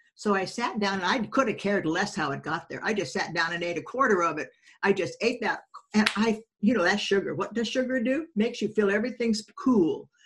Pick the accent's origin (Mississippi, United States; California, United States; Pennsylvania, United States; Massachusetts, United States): California, United States; also born or lived in Denver, Colorado; he left with me at six months and my mom in our 41 Ford, and we went to California.